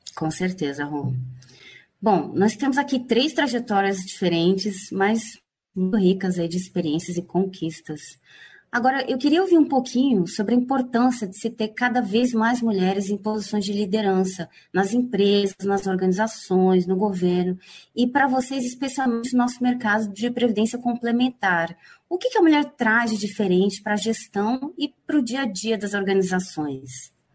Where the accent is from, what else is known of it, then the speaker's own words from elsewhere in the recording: Campo Grande, Mato Grosso do Sul, Brazil; moved away as an adult; also born or lived in São Paulo; eu sou paulista, né? Sou de São Paulo. Cresci em Campo Grande, Mato Grosso do Sul